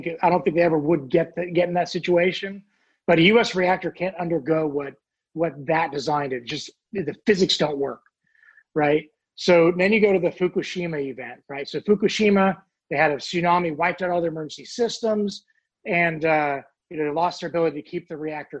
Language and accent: English; Oregon, United States; now in Virginia, United States; I live in Virginia, but I grew up in Oregon